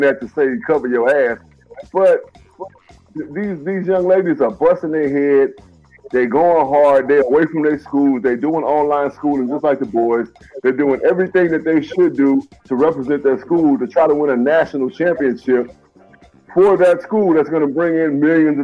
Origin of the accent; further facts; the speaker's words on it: Mississippi, United States; I'm from Mississippi